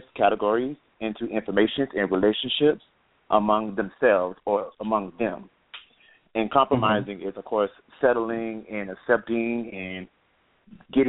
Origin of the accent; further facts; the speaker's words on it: Gainesville, Florida, United States; moved away as an adult; now in Atlanta, United States; I'm from Gainesville, Florida, but I now live in Atlanta. I just moved here today